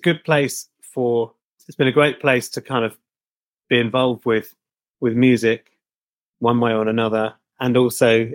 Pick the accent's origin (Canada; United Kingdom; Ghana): United Kingdom; Billericay, East of England; also born or lived in Chelmsford; I grew up in a town called Billericay